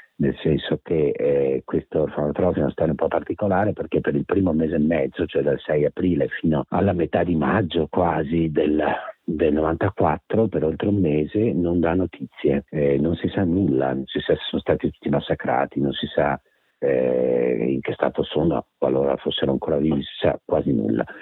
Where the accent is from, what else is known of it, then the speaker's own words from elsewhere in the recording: Venice, Veneto, Italy; io sono originario di Mestre, vicino a Venezia